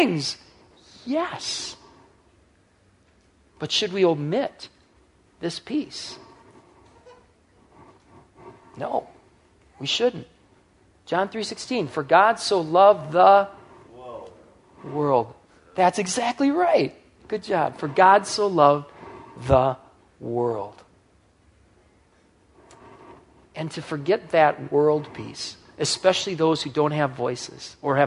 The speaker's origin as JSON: {"language": "English", "country": "United States", "tie": "born or raised there", "said": "as an American teenager, as I was growing up"}